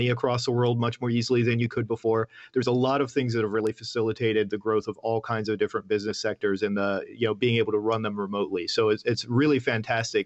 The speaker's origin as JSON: {"language": "English", "town": "Atlanta", "region": "Georgia", "country": "United States", "tie": "born or raised there", "also_born_or_lived": "Osaka, Japan", "moved": "as an adult", "said": "I grew up in Atlanta, in Georgia"}